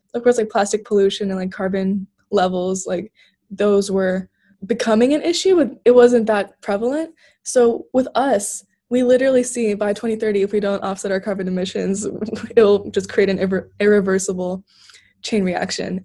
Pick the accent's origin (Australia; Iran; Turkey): Turkey; moved away; growing up in Turkey